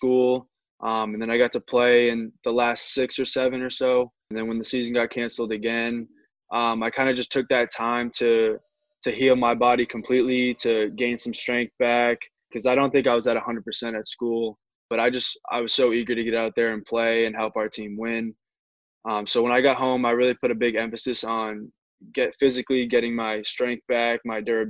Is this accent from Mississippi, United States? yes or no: no; Methuen, Massachusetts, United States; I grew up in Methuen